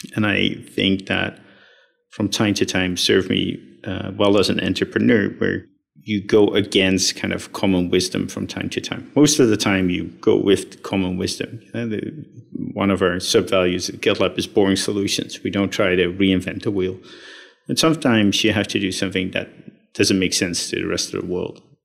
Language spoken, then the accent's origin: English; Netherlands; I was uh, born and raised in the Netherlands